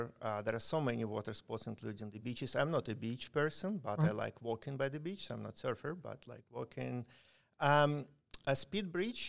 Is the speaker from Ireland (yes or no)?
no; Ukraine; moved away